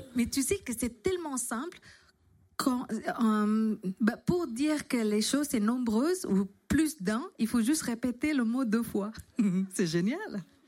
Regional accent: Indonesia; French is a second language; also born or lived in London / Paris; now in France; je suis arrivée, j'ai quitté l'Indonésie pour aller à Londres.

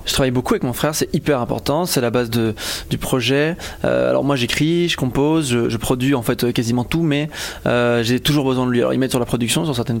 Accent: Belgium; loin de chez moi, parce que je suis belge

